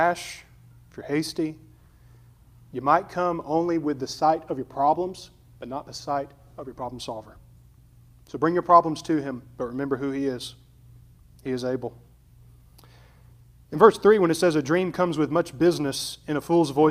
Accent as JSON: {"language": "English", "region": "Alabama", "country": "United States", "said": "We're rednecks from Alabama"}